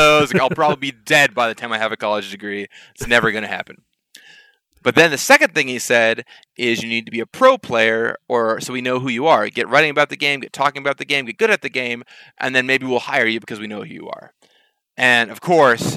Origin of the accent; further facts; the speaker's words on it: Seattle, Washington, United States; I grew up in Seattle half the year